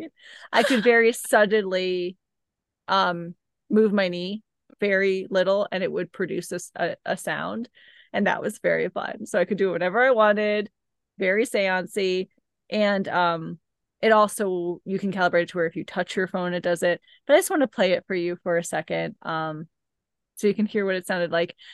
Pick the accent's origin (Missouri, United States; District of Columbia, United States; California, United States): Missouri, United States; where you and I grew up in Missouri